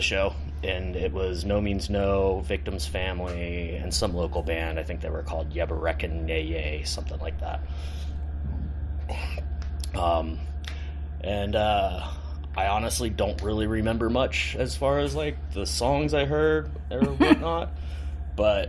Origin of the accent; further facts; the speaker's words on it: Bay Area, California, United States; also born or lived in Oakland, California; I'm from the Bay Area. I live in Oakland. I've lived in Oakland for 20 plus years